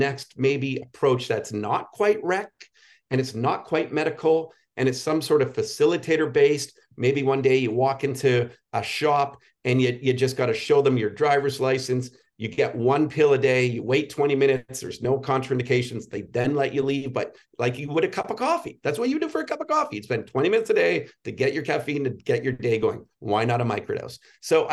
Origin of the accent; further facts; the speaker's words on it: Toronto, Ontario, Canada; we're from the Toronto area